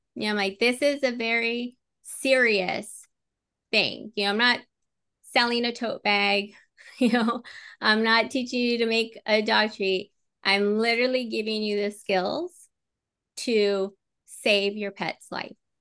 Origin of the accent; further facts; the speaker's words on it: Southern California, United States; moved away; I was born and raised out there in Southern California